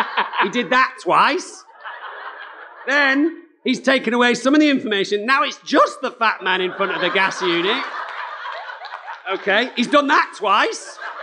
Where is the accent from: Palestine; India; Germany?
Germany; Berlin; born there; No, I wasn't. I was born in Berlin.